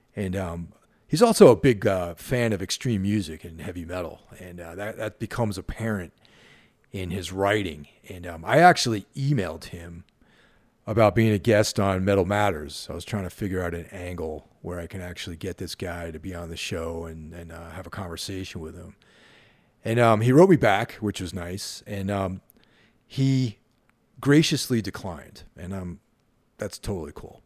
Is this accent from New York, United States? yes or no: yes; Carmel, New York, United States; Growing up in Carmel, New York, and going to trash American style over in Danbury